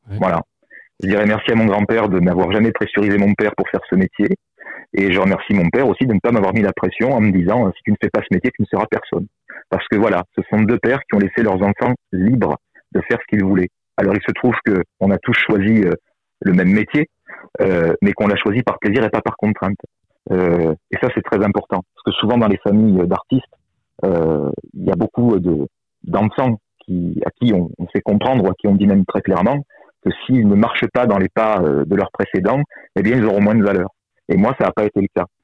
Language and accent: French; southern France, France; même si je suis méridional que on pense souvent que les méridionaux parce qu'on est sympathique parce qu'on est avenant